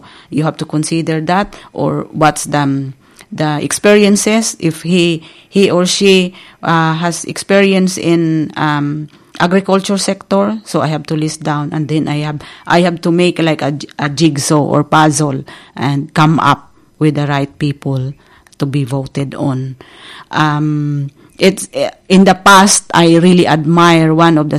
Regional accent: Philippines; As Filipino

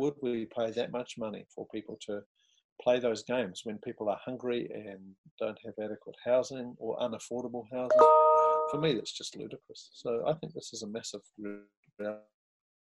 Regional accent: New Zealand; As a New Zealander

